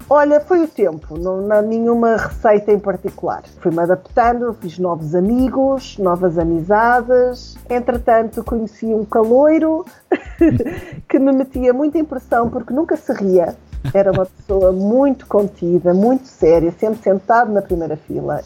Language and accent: Portuguese; Aveiro, Centro, Portugal; also born or lived in Caparica, Portugal; eu nasci em Aveiro